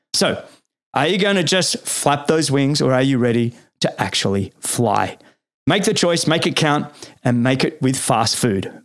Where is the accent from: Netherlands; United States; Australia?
Australia; Sydney, New South Wales; now in East Coast US; I remember doing rowing all through there as a kid growing up